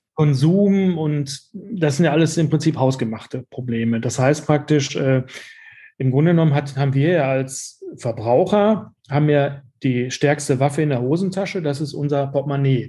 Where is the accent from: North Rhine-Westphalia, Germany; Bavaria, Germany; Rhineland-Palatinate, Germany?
North Rhine-Westphalia, Germany; Dortmund; ich bin in diesem Viertel, wo wir jetzt unseren Laden haben, bin ich, bin ich aufgewachsen